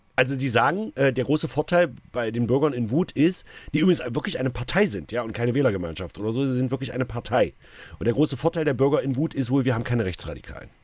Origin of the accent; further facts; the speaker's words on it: Saxony-Anhalt, Germany; bei uns in Sachsen-Anhalt